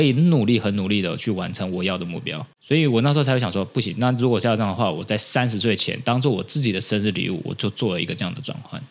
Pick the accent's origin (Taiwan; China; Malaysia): Taiwan; 我们台湾人